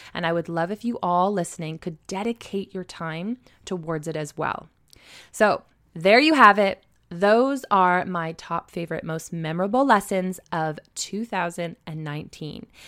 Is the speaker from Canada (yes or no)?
yes; Stratford, Ontario, Canada; for all of my hometown peeps, you will be happy to hear that I will be hosting it in Stratford, Ontario